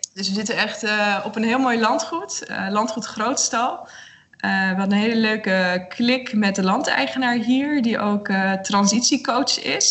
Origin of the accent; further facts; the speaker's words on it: Netherlands; ik kom uit Nederland